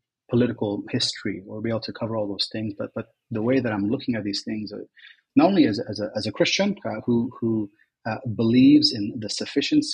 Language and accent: English; United States; moved away as an adult; also born or lived in Kuwait; now in Lebanon; since the age of 7, I was raised in the U.S.